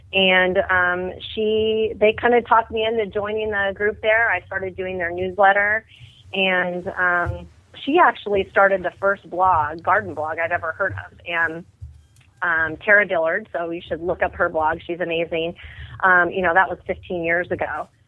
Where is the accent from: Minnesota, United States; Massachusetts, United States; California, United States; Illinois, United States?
California, United States; Orange County, Southern; moved away as an adult; also born or lived in New York City / Atlanta, Georgia; I grew up here in Orange County in Southern California, and we grew up with a big backyard, and we're about just a few miles inland from the beach, a coastal garden, if you will.